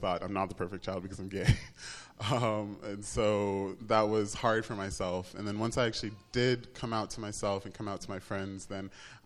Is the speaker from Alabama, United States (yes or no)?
yes; Tuscaloosa, Alabama, United States; I grew up in Tuscaloosa, Alabama